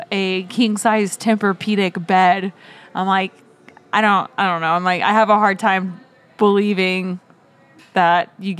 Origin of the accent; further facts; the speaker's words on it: Oklahoma, United States; moved away; also born or lived in California; he like knew that I was from Oklahoma.